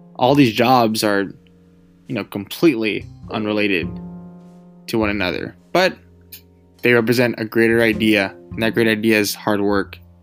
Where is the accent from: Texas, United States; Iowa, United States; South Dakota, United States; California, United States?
California, United States; being a Californian and you know, being from California